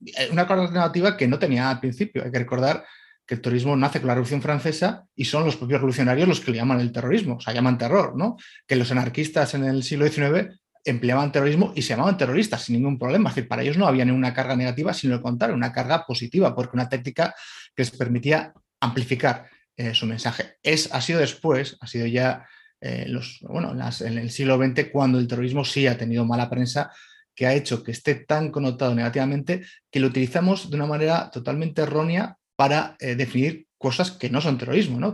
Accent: Bilbao, Basque Country, Spain; also born or lived in Madrid; de, de, chaval ver manifestaciones eh, pacifistas en, el País Vasco, ¿no? en, mi, ciudad, en Bilbao

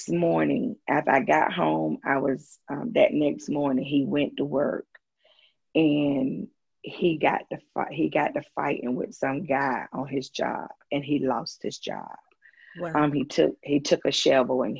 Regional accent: Greenwood, South Carolina, United States; moved away as an adult; now in Greenville, United States; Greenwood is my hometown. That's where I was born and raised.

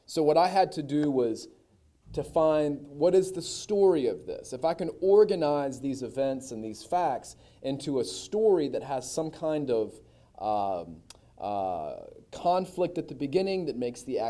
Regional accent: Gastonia, North Carolina, United States; also born or lived in Lafayette, Louisiana; I grew up here in Gastonia. My mom's from here. My dad's from Shelby.

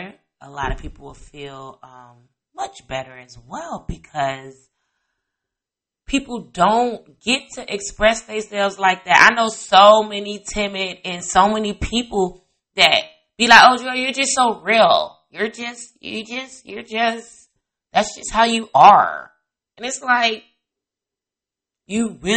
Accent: Chicago area, Indiana, United States; also born or lived in East Coast; I grew up in Indiana, Chicago area. Half of my life I was in Indiana, a little bit of the other half I was in the suburbs of the Chicago area.

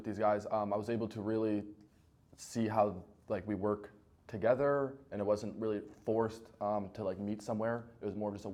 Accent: Sag Harbor, New York, United States; also born or lived in Sagaponack / East Hampton; I'm from Sag Harbor

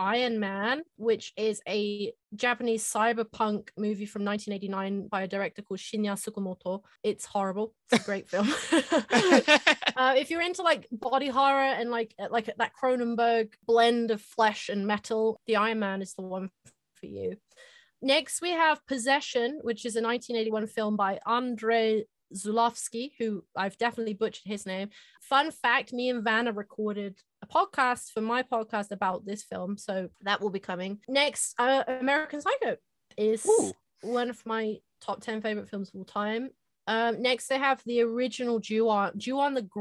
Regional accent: England, United Kingdom; I'm from England

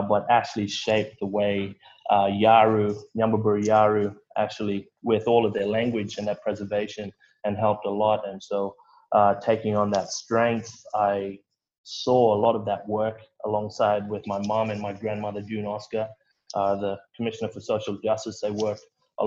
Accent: Broome, Western Australia, Australia; moved away; growing up in Broome

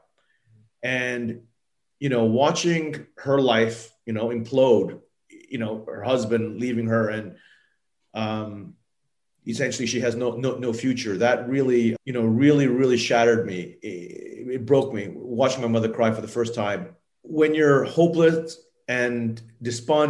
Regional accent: Thailand; I grew up in Thailand as a child. My mother is Japanese and my father is Thai

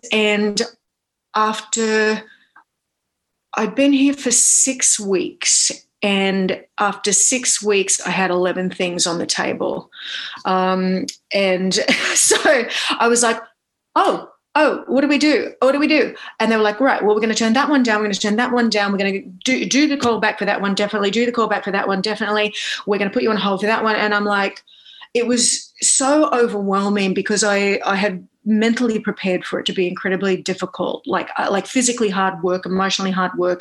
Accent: Australia; moved away as an adult; now in New York, United States; I am an Aussie based in uh, New York um, because I moved here to fulfill my um, Broadway dreams after um, being an actor and performer in Australia for a very long time.

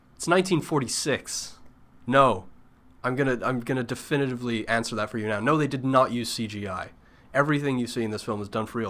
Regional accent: United Kingdom; as a British person

